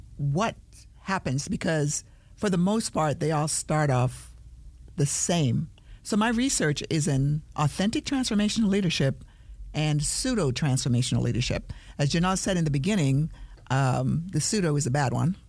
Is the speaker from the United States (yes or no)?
no; Jamaica; I'm a Jamaican